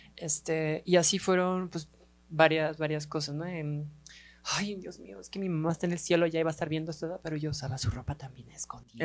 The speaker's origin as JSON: {"language": "Spanish", "town": "Guadalajara", "region": "Jalisco", "country": "Mexico", "said": "somos tapatías"}